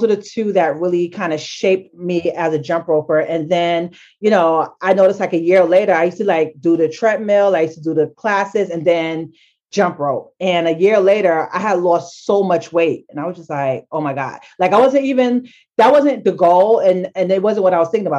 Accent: New York City, New York, United States; I grew up in Bronx, Harlem. So basically lived in the Bronx, always went to school in Harlem

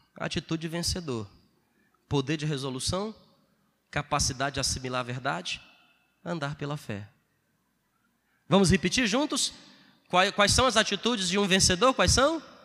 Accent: Ceará, Brazil; moved away; eu venho lá do Ceará

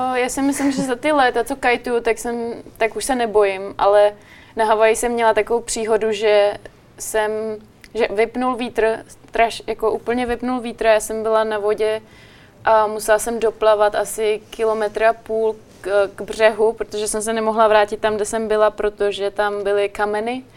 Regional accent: Czechia; pocházím z České republiky

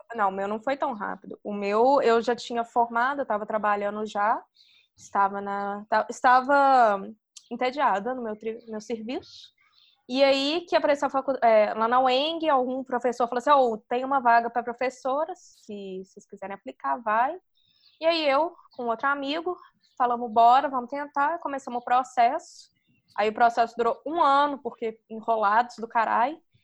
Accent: Brazil; now in India

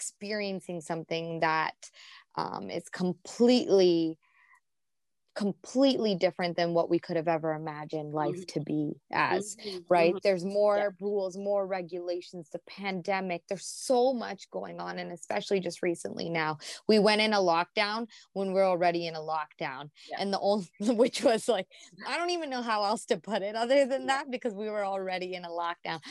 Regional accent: United States; now in Canada; I grew up in the States, so I don't know a lot of Canadian history.

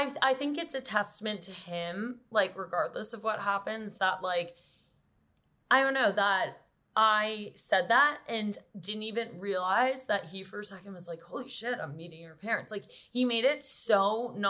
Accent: New York, United States; I grew up in New York and on the Upper West Side, which is where my parents still are

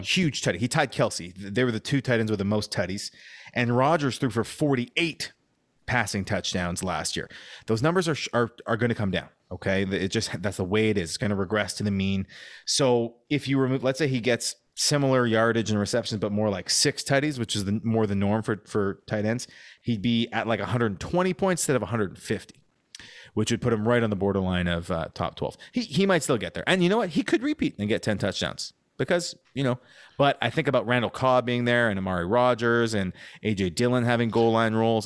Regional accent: Canada; We're Canadian

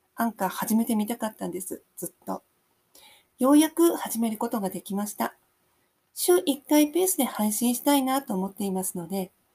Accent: Sapporo, Hokkaido, Japan; now in Chitose, Japan; もともと札幌で生まれ育ちましたが、結婚を機に千歳に引っ越してきました

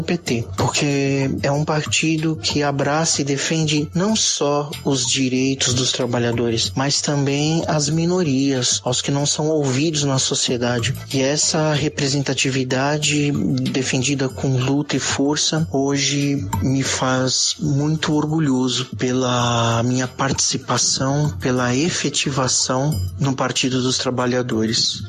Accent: São Paulo, Brazil; sou de São Paulo, capital

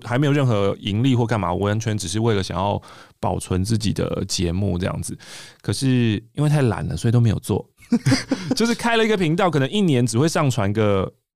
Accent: Taipei, Taiwan; 我是台北人，我是台北人

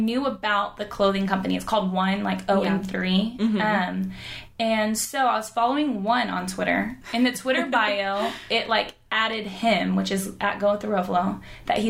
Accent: Houston, Texas, United States; I grew up in Houston

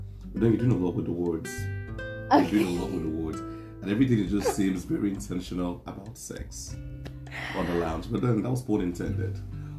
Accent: Nigeria; I'm a Nigerian guy.

